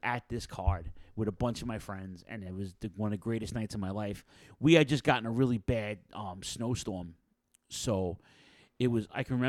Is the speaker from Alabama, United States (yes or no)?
no; New York City, New York, United States; my hometown of Queens, New York City, Rego Park, the neighborhood to be exact, right on Queens Boulevard, actually.